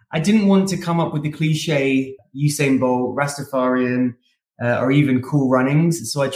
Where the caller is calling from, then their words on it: Austin, Texas, United States; I am Austin in Texas.